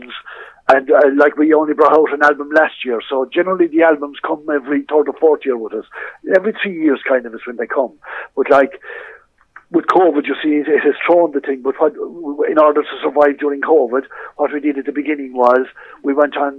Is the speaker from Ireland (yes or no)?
yes; Kilfenora, Munster, Ireland; now in Clarecastle, Ireland; I'm living in Clarecastle now and love it. But, like, I was born in Kilfenora. I was raised in Kilfenora.